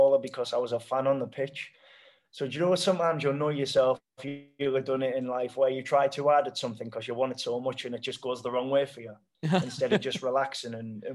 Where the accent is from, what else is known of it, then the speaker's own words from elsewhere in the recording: Hartlepool, North East England, United Kingdom; moved away as an adult; now in India; my hometown club, Hartlepool